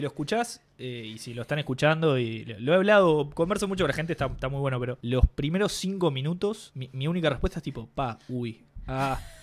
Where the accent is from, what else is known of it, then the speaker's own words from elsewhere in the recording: Uruguay; Somos uruguayos